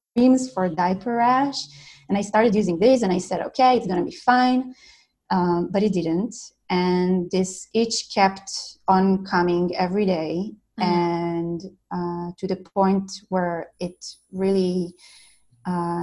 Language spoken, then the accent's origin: English; Israel; I'm from Israel.